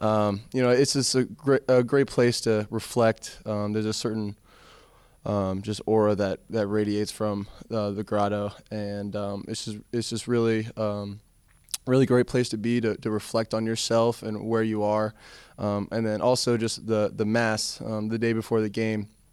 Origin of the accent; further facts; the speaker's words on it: South Florida, United States; come from South Florida